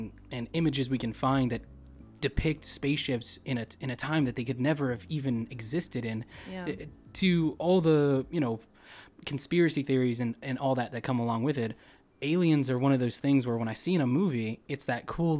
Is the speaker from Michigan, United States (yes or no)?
no; California, United States; moved away as an adult; we grew up in Cali, so we were the epitome of like season pass holders for Disneyland and Universal